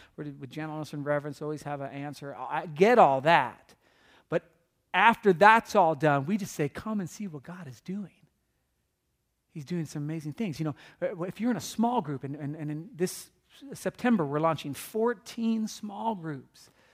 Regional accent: California, United States; I'm from California

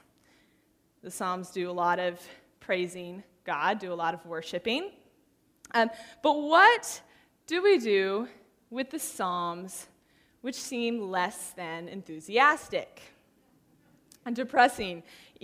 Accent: San Diego, California, United States; moved away as an adult; now in Santa Barbara, United States; In the last couple of years, I have been living in Santa Barbara, which I grew up in San Diego

